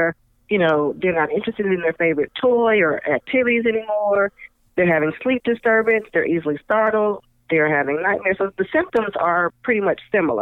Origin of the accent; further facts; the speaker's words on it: California, United States; I'm from California, we used to do earthquake drills